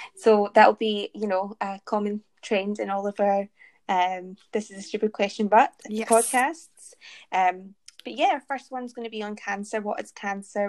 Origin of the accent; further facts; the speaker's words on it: Glasgow, Scotland, United Kingdom; Born in Glasgow, Stayed in Glasgow. Now doing my PhD in Glasgow